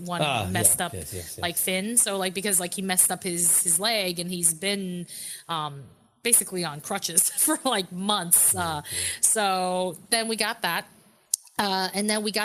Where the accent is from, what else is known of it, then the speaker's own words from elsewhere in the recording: New York, United States; I'm from New York